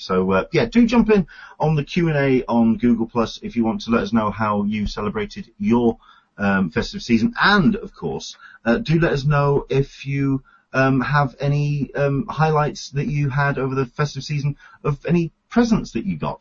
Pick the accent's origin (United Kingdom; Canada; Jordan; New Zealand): United Kingdom; England; now in San Diego, United States; I'm an Englishman in San Diego